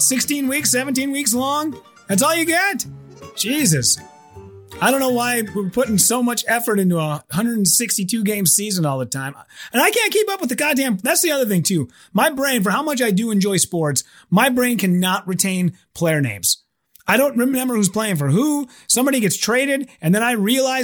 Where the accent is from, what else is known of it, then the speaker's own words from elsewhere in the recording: United States; I'm so American. I'm so white and so American